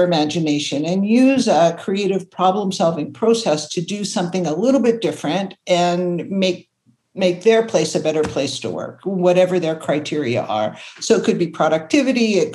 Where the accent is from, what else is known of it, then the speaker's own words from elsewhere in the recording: Toronto, Ontario, Canada; also born or lived in Buffalo, New York; I grew up in Toronto and ended up going to university in Buffalo, New York